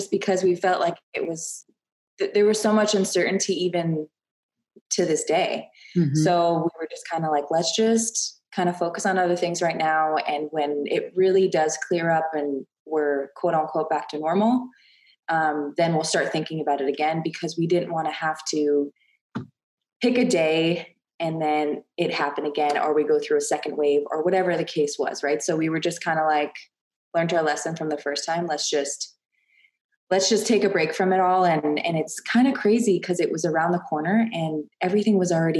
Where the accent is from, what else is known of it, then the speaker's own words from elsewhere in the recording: Canada; moved away as an adult; now in Texas, United States; when I first came to Texas, I'm Canadian